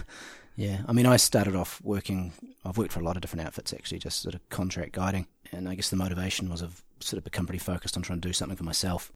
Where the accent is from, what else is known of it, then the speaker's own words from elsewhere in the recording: Cromwell, Otago, New Zealand; I grew up in Cromwell